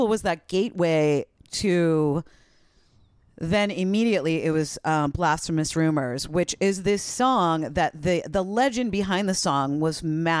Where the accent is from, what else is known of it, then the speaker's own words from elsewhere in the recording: East Coast, United States; because I grew up on the East Coast, and the station that I would listen to, WFNX